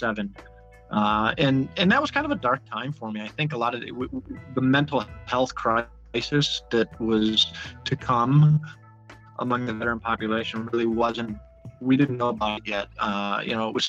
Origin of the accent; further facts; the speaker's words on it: Buffalo, New York, United States; moved away; I grew up in Buffalo, New York